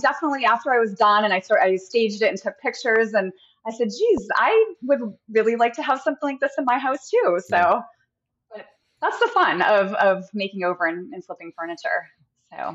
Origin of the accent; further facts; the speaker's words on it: New Hampshire, United States; moved away as an adult; also born or lived in Massachusetts; now in San Clemente, United States; I'm originally from New Hampshire, um, and have been in Massachusetts. Uh, you know, grew up both those states. Uh, moved here into California about eight years ago.